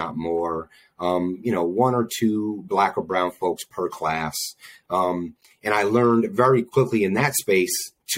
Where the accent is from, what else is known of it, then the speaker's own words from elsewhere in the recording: Albany, New York, United States; Born and raised in Albany, New York, the 518